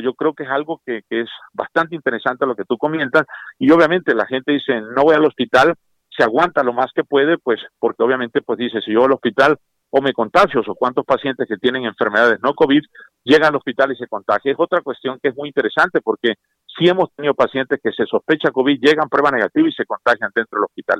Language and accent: Spanish; Tabasco, Mexico; moved away; mi pueblo, a mi mamá y a todos ellos